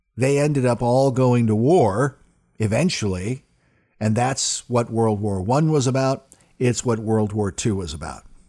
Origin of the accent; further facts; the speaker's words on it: United States; as an American man and as a Christian man